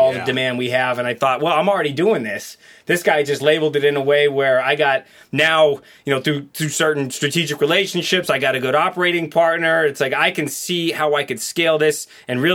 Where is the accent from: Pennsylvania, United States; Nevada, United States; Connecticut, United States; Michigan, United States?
Nevada, United States; Las Vegas; I grew up in Vegas as a teenager.